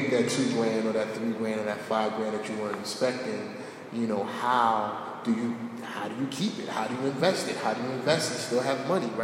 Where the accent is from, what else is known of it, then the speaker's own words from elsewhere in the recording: Newark, New Jersey, United States; born and raised in Newark